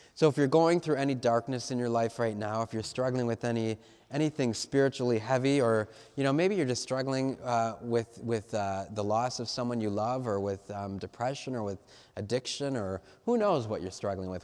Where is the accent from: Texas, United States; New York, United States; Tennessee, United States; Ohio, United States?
Ohio, United States; Cleveland; I'm from Cleveland